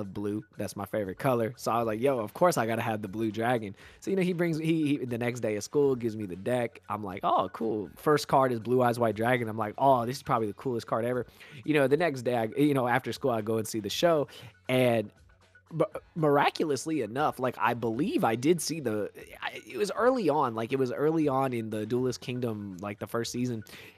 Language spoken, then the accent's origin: English; Bay Area, Northern California, United States; I was born and raised in the Bay Area, so in Northern California